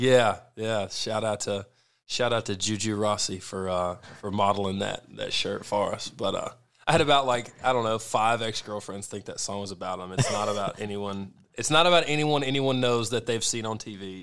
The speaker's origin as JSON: {"language": "English", "region": "Arkansas", "country": "United States", "tie": "born or raised there", "also_born_or_lived": "South Florida", "moved": "yes", "said": "I grew up in South Florida, too, but yeah, I am from Arkansas"}